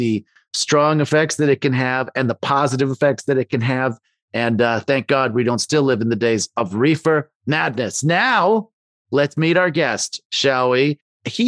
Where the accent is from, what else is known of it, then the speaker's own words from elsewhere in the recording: Canada; I'm from Canada there